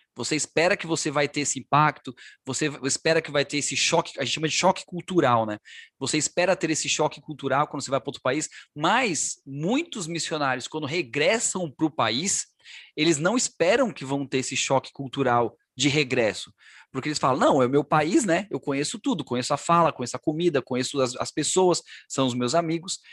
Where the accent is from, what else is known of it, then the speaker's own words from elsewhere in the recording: Brazil; moved away as an adult; also born or lived in Middle East; quando eu saí do Brasil, né, e fui para o Oriente Médio pela primeira vez